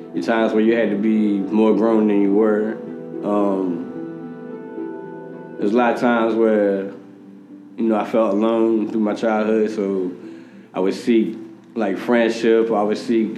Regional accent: Richmond, Virginia, United States; also born or lived in Fayetteville, North Carolina / Chesterfield, Virginia; I'm originally from Richmond, Virginia. I grew up back and forth from Chesterfield, Richmond, to Fayetteville, North Carolina

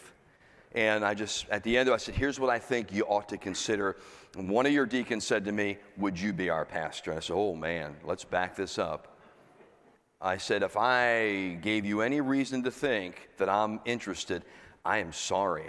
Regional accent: Pennsylvania, United States; moved away as an adult; also born or lived in Florida; now in New Jersey, United States; I was from Pennsylvania. I'm in Florida.

